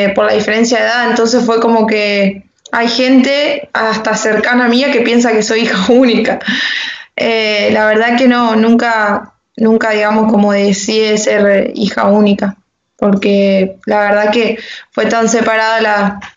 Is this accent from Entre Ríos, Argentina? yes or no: yes; La Paz, Entre Ríos, Argentina; also born or lived in Santa Fe; nací, nací, en Santa Fe y vivo en La Paz. viví un año nomás y me vine a La Paz